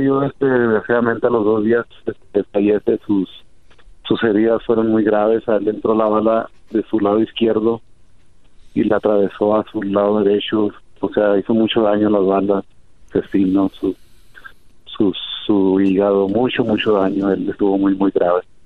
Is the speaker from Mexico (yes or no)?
yes; Mexico; now in Denver, United States; muy triste por el odio que hay sobre nosotros los mexicanos